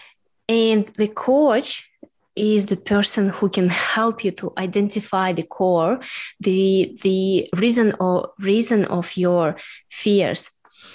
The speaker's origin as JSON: {"language": "English", "country": "Russia", "second_language": "English", "moved": "yes", "lives_now": "Melbourne, Australia"}